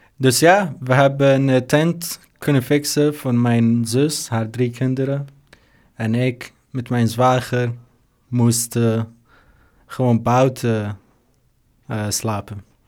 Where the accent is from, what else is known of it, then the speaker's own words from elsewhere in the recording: Syria; Dutch is a second language; moved away as an adult; now in Netherlands; Ik kom uit Syrië